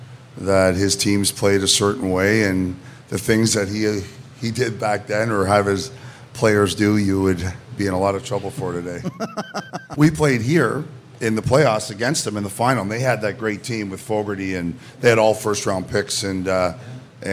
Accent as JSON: {"language": "English", "town": "Toronto", "region": "Ontario", "country": "Canada", "tie": "born or raised there", "said": "I grew up in Toronto, grew up in Etobicoke"}